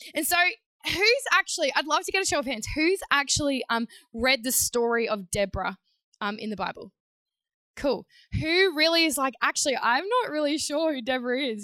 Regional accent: Queensland, Australia; also born or lived in New South Wales; I was living in New South Wales at the time, Queensland girl, but grew up um, for a short period in New South Wales

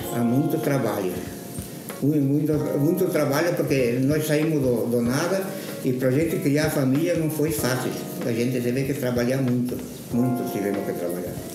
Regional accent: Caxias do Sul, Rio Grande do Sul, Brazil; moro aqui há 80 anos, nasci em São João da Quartalera

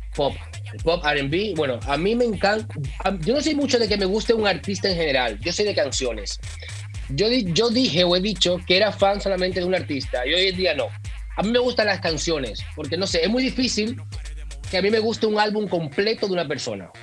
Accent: Dominican Republic; now in Mallorca, Spain; Yo, igual que tú, soy dominicano y tú sabes que mm, uno nació con el merengue

